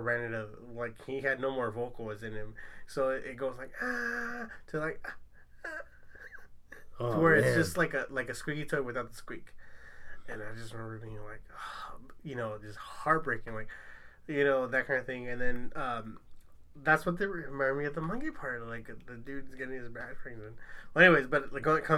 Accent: Long Beach, California, United States; I'm from Long Beach

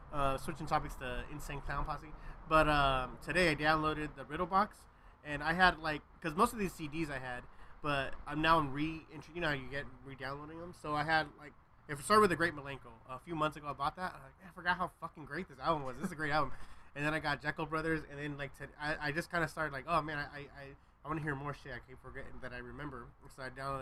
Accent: Long Beach, California, United States; where we grew up in Long Beach

